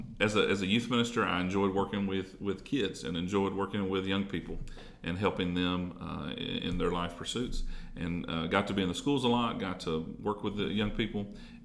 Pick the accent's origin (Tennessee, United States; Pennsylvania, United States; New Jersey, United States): Tennessee, United States; Jackson; also born or lived in Three Way, Tennessee / Dyersburg, Tennessee; I grew up in Jackson. Actually, I grew up in Three-Way, between Three-Way and Medina.